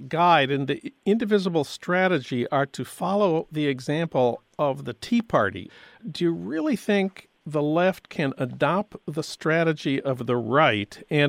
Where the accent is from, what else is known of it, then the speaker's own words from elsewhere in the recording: St. Paul, Minnesota, United States; now in Los Angeles, United States; That's news from my hometown of St. Paul.